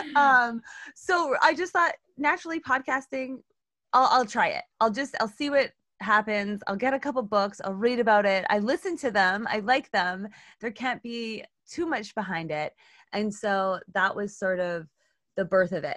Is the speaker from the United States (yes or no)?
no; Canada; I'm Canadian